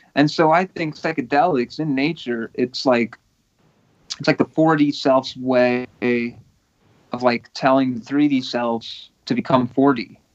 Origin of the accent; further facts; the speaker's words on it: Portugal; now in United States; I was born in Portugal, you know, mm-hmm. um, but I'm a permanent U.S. resident